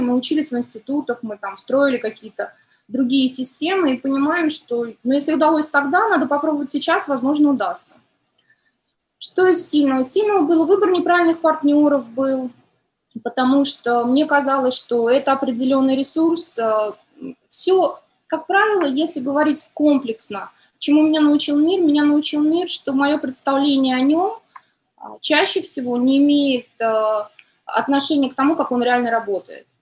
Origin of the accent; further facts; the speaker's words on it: Tashkent, Uzbekistan; now in Moscow, Russia; Я родилась в Ташкенте, и там ценность семьи, семья большая